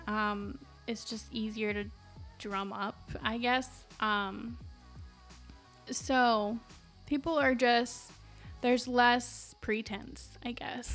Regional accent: Las Cruces, New Mexico, United States; now in Chicago, United States; my hometown of Las Cruces, New Mexico

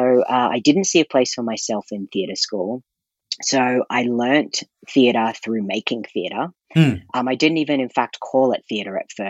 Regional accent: Brisbane, Queensland, Australia; moved away as an adult; now in Calgary, Canada; I grew up in Australia, which in Brisbane, Australia

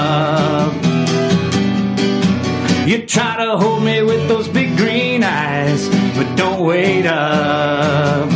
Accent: Mattoon, Illinois, United States; moved away as an adult; also born or lived in Atlanta; I moved back home with my parents in a small town called Mattoon, Illinois, which is a town of about 20,000 people

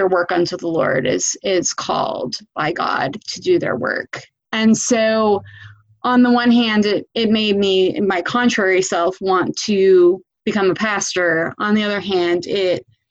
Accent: Chicago, Illinois, United States; now in Bexley, Ohio, United States; I grew up in Chicago

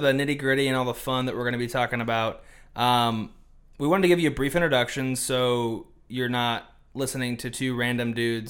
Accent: Des Moines, Iowa, United States; We're from Des Moines, Iowa. That's where we live currently, and I went to school in Minnesota.

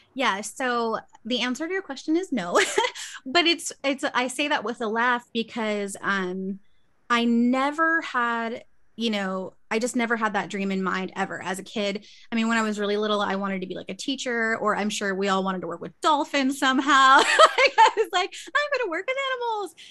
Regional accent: Victorville, California, United States; also born or lived in Long Beach; I'm born and raised Cali girl, so I've been in Southern California my whole life

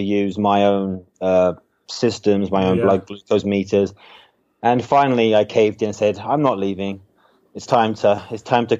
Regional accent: Surrey, South East England, United Kingdom; moved away as an adult; also born or lived in Hong Kong; now in New York City, United States; I am from the UK. Yeah. I grew up in Surrey

